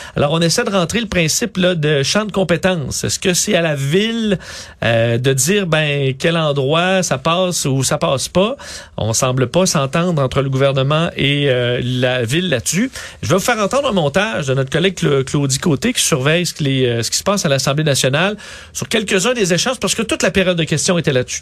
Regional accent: Quebec City, Quebec, Canada; je viens de Québec

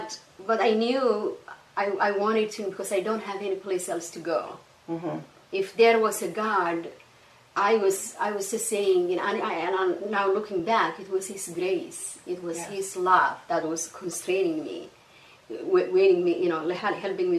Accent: Somalia; accent: Somali; And then I go back to Somalia, you know, visit and say, oh, you have a different accent. So it was like, okay, I have a Somali accent and I have an English accent

